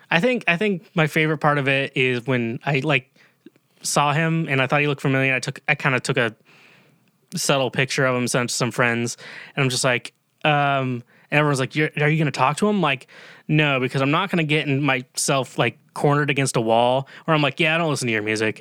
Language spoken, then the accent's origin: English; Kansas, United States; I'm from Kansas